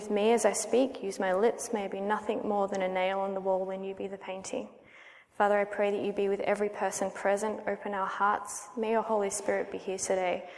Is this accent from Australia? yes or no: yes; Melbourne, Victoria, Australia; accent: Australian; I'm Australian, or Aussie, as we call ourselves. And I've spent almost my entire life in Melbourne, Australia